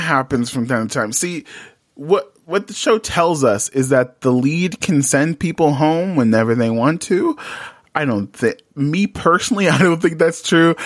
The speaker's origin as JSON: {"language": "English", "region": "New York", "country": "United States", "said": "I'm from New York"}